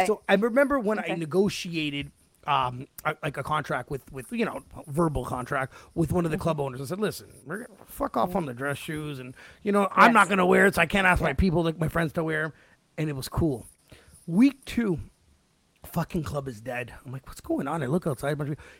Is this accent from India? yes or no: no; Canada; I'm from Canada.